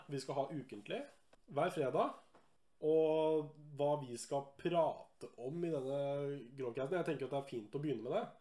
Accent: Lillehammer, Innlandet, Norway; fra Lillehammer

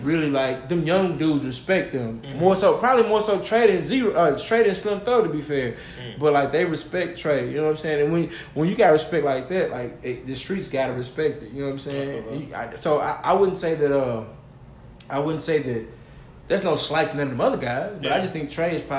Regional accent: Cypress, Texas, United States; I'm from Cyprus

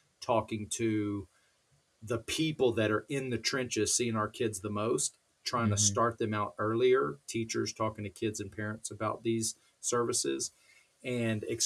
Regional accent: College Station, Texas, United States; I grew up down in Texas, a place called College Station where Texas A&M is

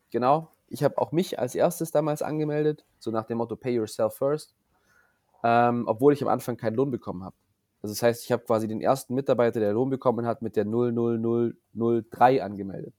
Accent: Wangen im Allgäu, Baden-Württemberg, Germany; ich komme ja hier aus Wangen im Allgäu

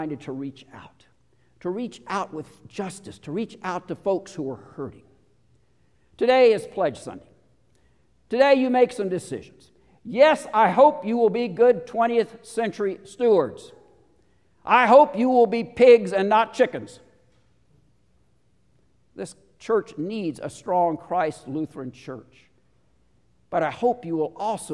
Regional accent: Houston, Texas, United States; moved away; Churches I grew up in Houston

